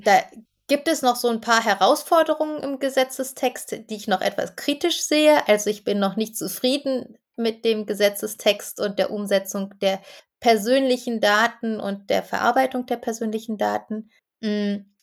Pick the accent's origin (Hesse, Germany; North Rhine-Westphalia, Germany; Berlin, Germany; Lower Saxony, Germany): Berlin, Germany; also born or lived in Bamberg; Ich bin in Berlin aufgewachsen und lebe seit 2013 wieder hier.